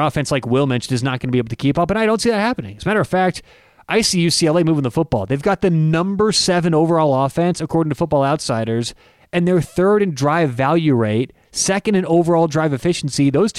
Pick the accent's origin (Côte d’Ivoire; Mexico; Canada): Canada; accent: Canadian; That's my Canadian accent.